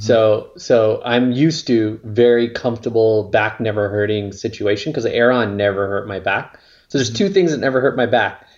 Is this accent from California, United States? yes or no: yes; La Mirada, California, United States; now in Northern California, United States; I grew up near Knott's Berry Farm. So it's a city called La Mirada